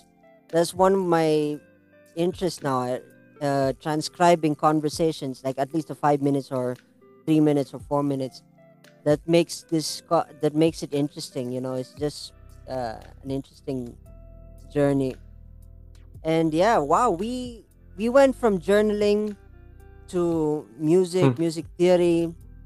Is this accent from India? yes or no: yes; India; as an Indian